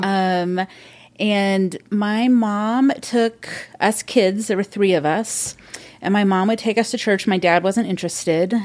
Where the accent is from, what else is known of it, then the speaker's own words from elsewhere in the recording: Modesto, California, United States; moved away as an adult; now in Seattle, United States; I grew up in California, Central California, Modesto